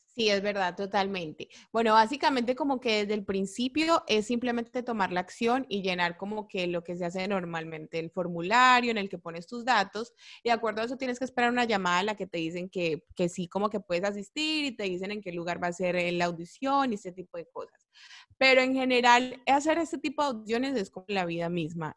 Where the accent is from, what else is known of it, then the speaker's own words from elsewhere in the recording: Colombia; moved away; yo soy la única colombiana